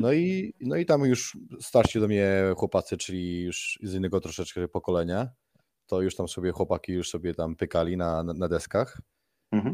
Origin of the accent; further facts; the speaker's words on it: Majorca, Balearic Islands, Spain; moved away as an adult; now in Gold Coast, Australia; się urodziliśmy w Hiszpanii na Majorce